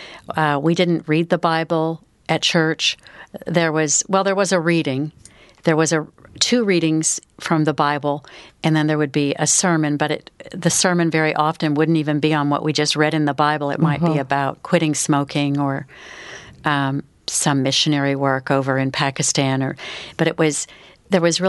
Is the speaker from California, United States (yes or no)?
yes; California, United States; now in Dallas, United States; my hometown in California